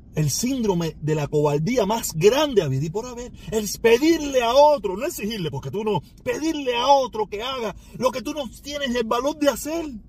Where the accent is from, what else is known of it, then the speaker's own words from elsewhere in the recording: Cuba; mi pueblo cubano